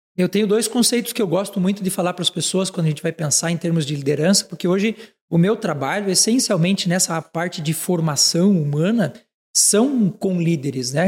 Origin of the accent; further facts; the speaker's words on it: Frei Rogério, Santa Catarina, Brazil; Eu sou catarinense, sou de uma cidade é. de, chamada Frei Rogério